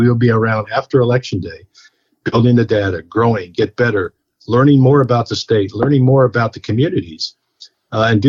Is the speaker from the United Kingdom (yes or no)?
no; Alexandria, Virginia, United States; I got home to my hometown where I went to high school there at T.C. Williams High School in Alexandria